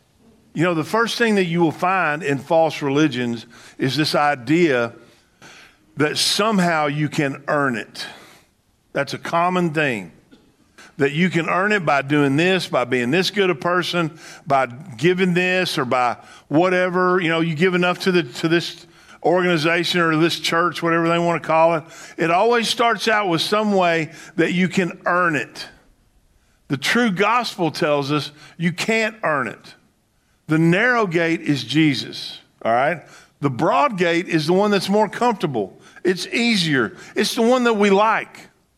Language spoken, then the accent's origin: English; the South, United States; when I grew up in the South, and that it was called the Bible Belt.